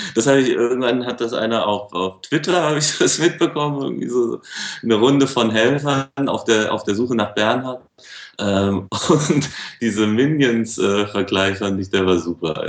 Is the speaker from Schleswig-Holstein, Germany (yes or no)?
no; Frankfurt, Hesse, Germany; als Frankfurter